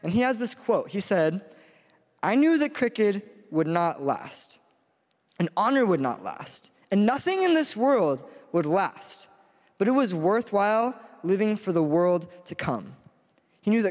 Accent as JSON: {"language": "English", "town": "Spokane", "region": "Washington", "country": "United States", "said": "I'm from Spokane, Washington."}